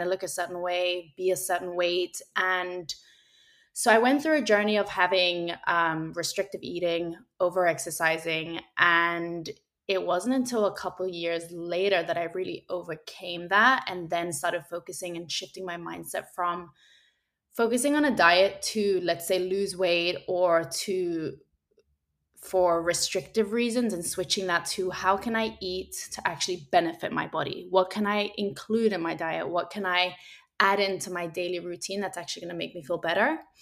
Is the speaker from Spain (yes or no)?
yes; Spain; I grew up in Spain